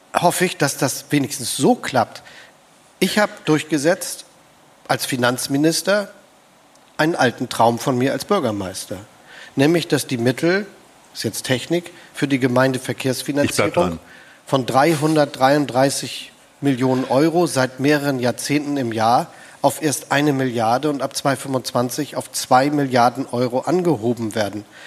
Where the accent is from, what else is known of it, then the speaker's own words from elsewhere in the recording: Hamburg, Germany; moved away as an adult; now in Potsdam, Germany; Ich empfinde mich als Hamburger. Ich bin da aufgewachsen